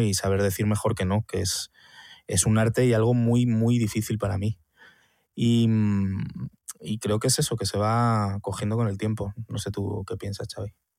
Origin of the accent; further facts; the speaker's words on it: Madrid, Community of Madrid, Spain; Soy madrileño